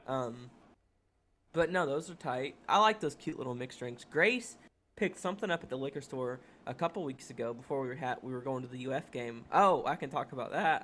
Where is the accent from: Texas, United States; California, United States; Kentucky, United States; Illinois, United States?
Kentucky, United States; now in Florida, United States; both from Kentucky, and we're from we're, like, thirty, forty-five minutes away from Lexington